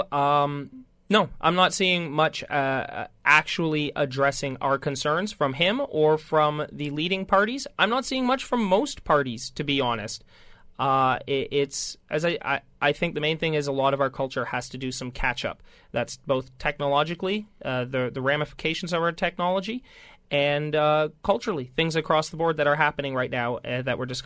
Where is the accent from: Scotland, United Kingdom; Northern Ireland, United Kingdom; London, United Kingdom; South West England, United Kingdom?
Scotland, United Kingdom; and I'm Scottish.